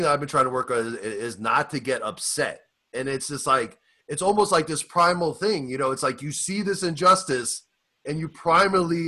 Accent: New York City, New York, United States; also born or lived in Inglewood, California; now in Los Angeles, United States; I'm from Staten Island

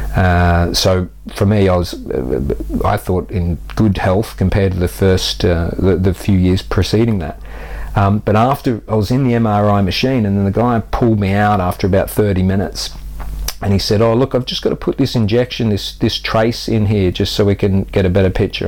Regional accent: Australia; moved away as an adult; now in United Kingdom; I grew up active on the Australian beaches. So I was a surfer uh, from the age of five till I went away for university at 18.

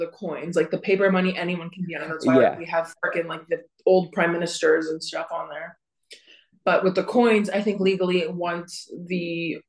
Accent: Canada; moved away; we're Canadian citizens

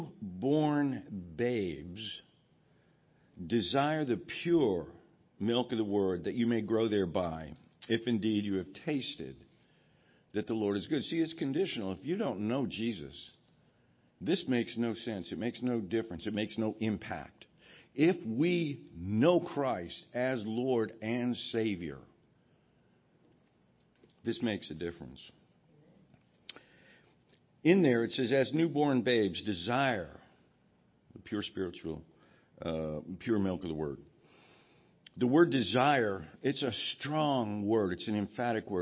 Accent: Los Angeles, California, United States; moved away; When I was growing up in California, and that explains a lot for most of you, I know that. I grew up in L.A.

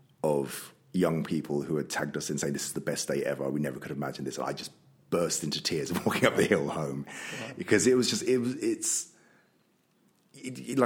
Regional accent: London, United Kingdom; moved away as an adult; now in Worcester, United Kingdom; I'm from London

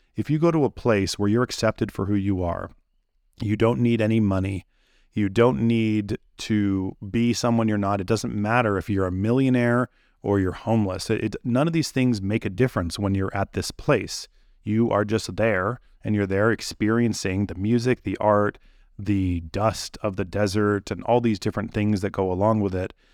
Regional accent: Santa Cruz, California, United States; I'm from the Bay Area in Santa Cruz, uh, California

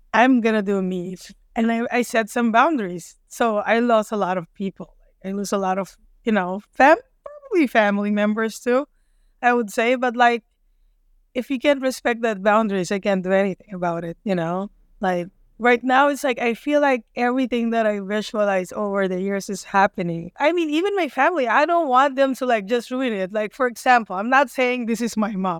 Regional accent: Manila, Metro Manila, Philippines; moved away as an adult; now in United States; I grew up in Manila, but every summer my dad always sent us in the province

